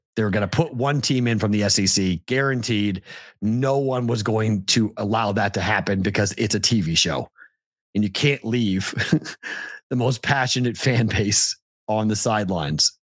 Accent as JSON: {"language": "English", "town": "Andover", "region": "Massachusetts", "country": "United States", "tie": "born or raised there", "said": "next to my hometown, Andover, North Andover"}